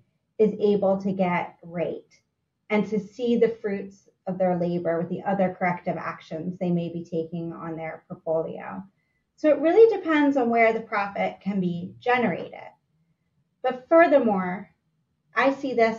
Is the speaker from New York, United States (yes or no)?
no; Philadelphia, Pennsylvania, United States; As a Philadelphian